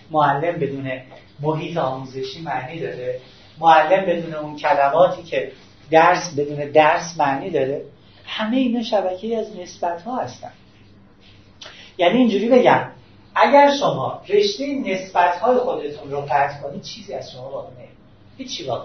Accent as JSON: {"language": "Persian", "town": "Tehran", "region": "Tehran Province", "country": "Iran", "tie": "born or raised there", "said": "در ایران به دنیا اومدم من شهروند اینجام من شهر مثلا اهل تهرانم"}